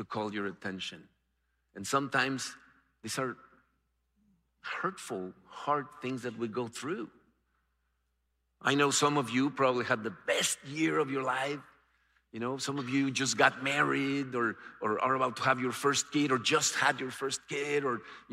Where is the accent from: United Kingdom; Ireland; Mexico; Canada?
Mexico; moved away as an adult; now in United States; growing up in Mexico, I thought there were only two religions